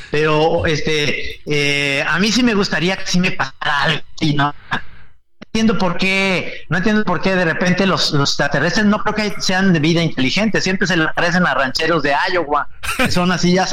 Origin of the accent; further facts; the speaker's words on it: Mexico; Yo creo que este país está, somos todos los mexicanos, somos clasistas, racistas, homófobos